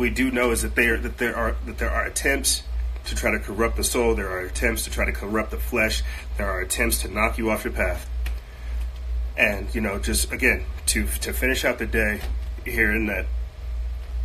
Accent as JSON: {"language": "English", "country": "United States", "said": "I'm an American"}